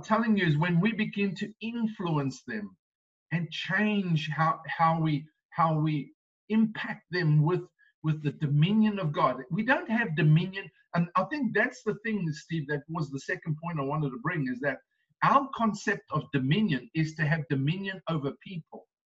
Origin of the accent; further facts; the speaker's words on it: South Africa; now in United States; being South African